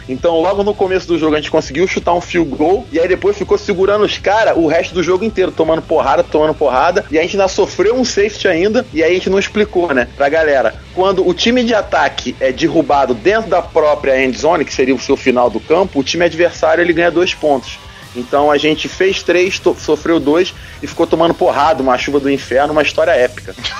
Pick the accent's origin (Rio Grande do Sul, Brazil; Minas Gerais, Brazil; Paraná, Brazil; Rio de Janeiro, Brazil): Rio de Janeiro, Brazil; São Gonçalo; eu sou lá de São Gonçalo, que é a cidade vizinha de Niterói